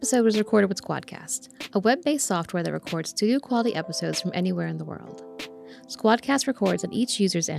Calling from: New York, United States; I'm in New York State.

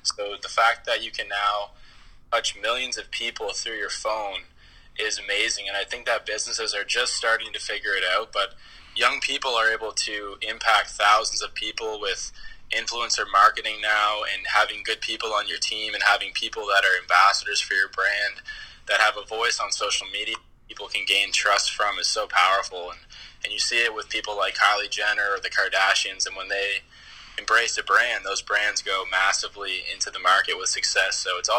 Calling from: Halifax, Nova Scotia, Canada; We're chiming in from Halifax, Nova Scotia, and Canada.

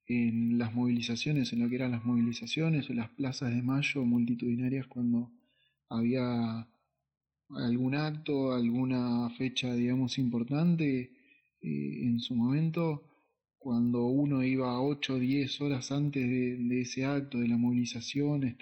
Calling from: La Plata, Buenos Aires Province, Argentina; de La Plata acá firme escuchando el segundo programa de la radio.

